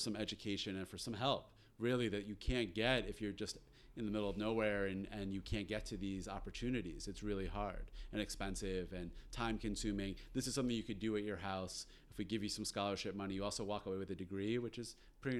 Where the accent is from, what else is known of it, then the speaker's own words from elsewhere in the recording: Westchester, New York, United States; also born or lived in Long Island, New York; I went to day camp in Westchester, New York, where I grew up